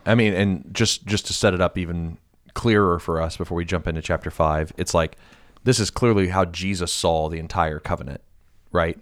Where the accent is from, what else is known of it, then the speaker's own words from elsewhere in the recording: United States; being an American